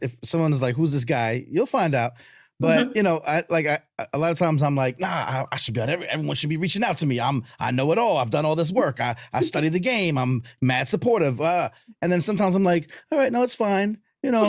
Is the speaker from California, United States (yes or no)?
no; Long Island, New York, United States; now in Atlanta, United States; I grew up in New York. I'm as you could probably tell because I talk fast and you know, I'm in Atlanta now. So I tell people like I'm from New York. They're like, we know. excuse me. But I grew up in Long Island